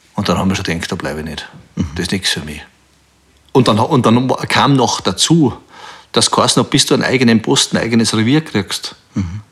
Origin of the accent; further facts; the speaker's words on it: Bruck an der Großglocknerstraße, Salzburg, Austria; ich bin in Bruck an der Glocknerstraße aufgewachsen.